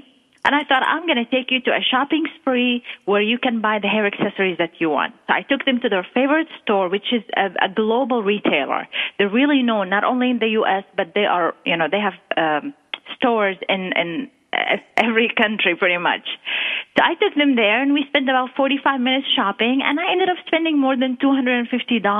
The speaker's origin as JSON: {"language": "English", "country": "Qatar", "tie": "born or raised there", "also_born_or_lived": "Jerusalem", "moved": "as an adult", "lives_now": "Texas, United States", "said": "my roots are from Jerusalem, the Holy Land, but I was born and raised in the Arabian Gulf area, Qatar. That's where I was raised, and I spent the first 21 years of my life"}